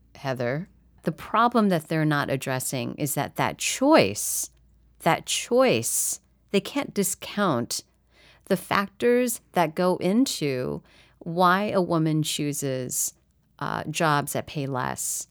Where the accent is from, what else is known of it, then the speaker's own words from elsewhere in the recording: Midwest, United States; I grew up in the Midwest